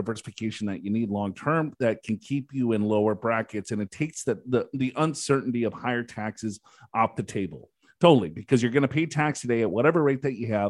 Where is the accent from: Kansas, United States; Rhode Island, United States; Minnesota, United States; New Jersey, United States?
Minnesota, United States; I'm from Minnesota